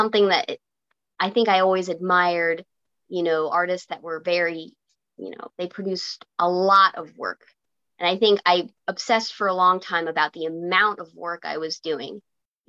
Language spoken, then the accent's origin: English; Virginia, United States; I grew up in Virginia